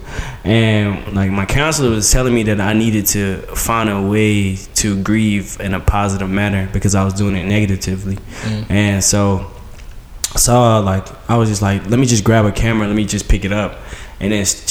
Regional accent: Goldsboro, North Carolina, United States; also born or lived in Fayetteville, North Carolina; I was born in Fayetteville, North Carolina, raised in Goldsboro

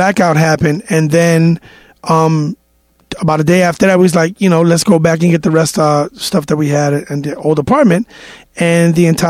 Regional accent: New York City, New York, United States; also born or lived in Dominican Republic (ancestry); I actually was born, I lived on 104th Street and Columbus Avenue till I was...

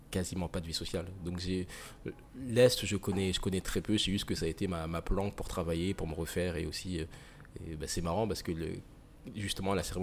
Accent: Nancy, Grand Est, France; born there; also born or lived in Saint-Dié-des-Vosges / Île-de-France; Je suis né dans le Grand Est. J'ai pas de souvenir de, cette époque-là. J'ai habité un peu à, Saint-Dié-des-Vosges.

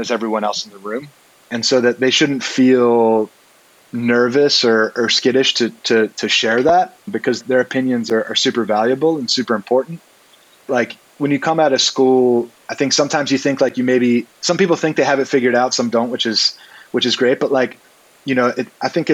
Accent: Baltimore, Maryland, United States; now in Brooklyn, United States; so I'm originally from Maryland. I was born in Baltimore and raised, you know, in the area

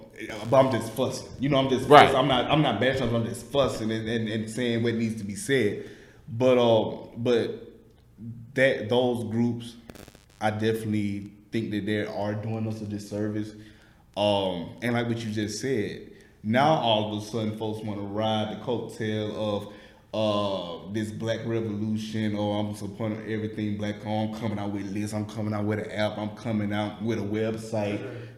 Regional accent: the South, United States; accent: Southern; But people know me by my accent. So I was like, okay, my Southern Brand, that's how you know me.

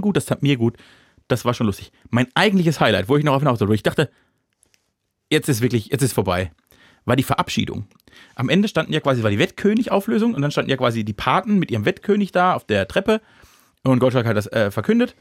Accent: Germany; dann bin ich Deutscher genug

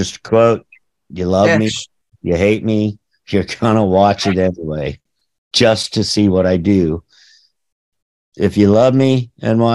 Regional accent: St. Louis, Missouri, United States; growing up in St. Louis

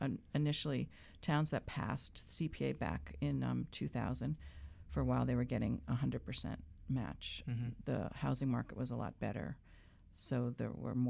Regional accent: Sudbury, Massachusetts, United States; also born or lived in Boston; now in Belmont, United States; I grew up in Sudbury

